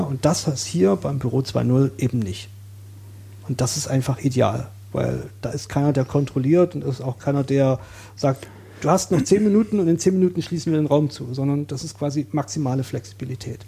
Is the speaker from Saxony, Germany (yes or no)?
yes; Saxony, Germany; moved away as an adult; now in Berlin, Germany; ich bin in Sachsen aufgewachsen